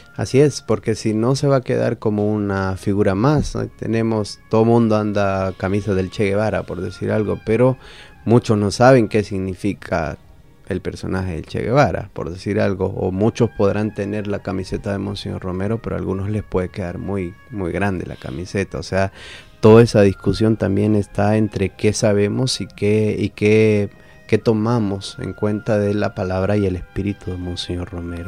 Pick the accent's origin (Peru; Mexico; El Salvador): El Salvador; como salvadoreños